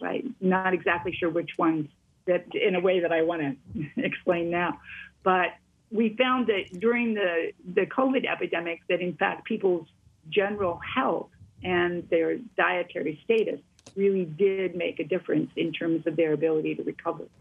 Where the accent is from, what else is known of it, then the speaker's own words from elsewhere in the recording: Wisconsin, United States; I come from Wisconsin.